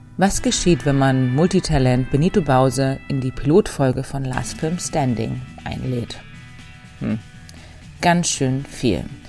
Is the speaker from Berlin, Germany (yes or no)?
yes; Berlin, Germany; als Berlinerin